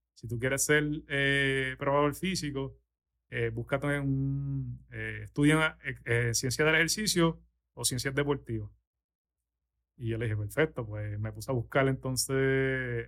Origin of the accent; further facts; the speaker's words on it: San Juan, Puerto Rico; moved away as an adult; now in Orlando, United States; yo soy de San Juan, de, aquí de San Juan, eh, me crié en, Las Lomas. Ahora mismo vivo en Orlando